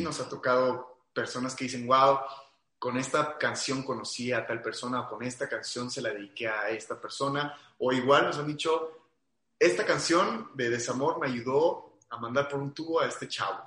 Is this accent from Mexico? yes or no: yes; Aguascalientes, Mexico; yo soy de Aguascalientes